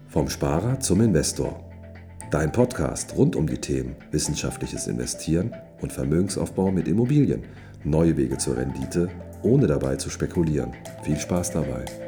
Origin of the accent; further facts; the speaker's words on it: Braunschweig, Lower Saxony, Germany; also born or lived in California; now in Hamburg, Germany; bin äh, gebürtiger Braunschweiger